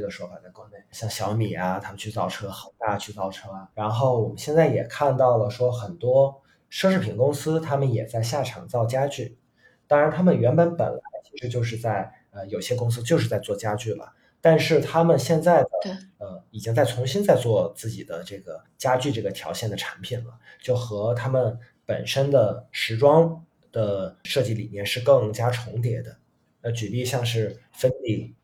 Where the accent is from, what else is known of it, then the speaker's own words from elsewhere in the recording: China; 不是说我们中国人就一定要做纯东方的一个东西